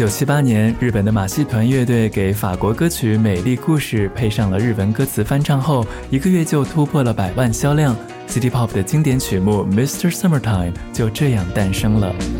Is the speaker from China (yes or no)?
yes; Xi'an, Shaanxi, China; 我的故乡西安